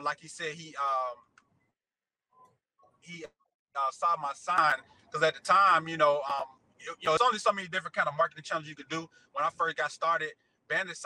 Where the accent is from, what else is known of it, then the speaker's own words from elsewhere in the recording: Atlanta, Georgia, United States; also born or lived in Chicago, Illinois; I really claim Atlanta because I've been here most of my life, but I was just born there.